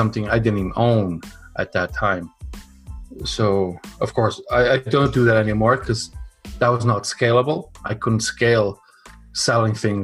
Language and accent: English; Portugal; moved away; also born or lived in Canada; I was born in Canada, but then moved to Europe when I was five. And because it was so nice there where we were in Portugal, I stayed there for 25 years.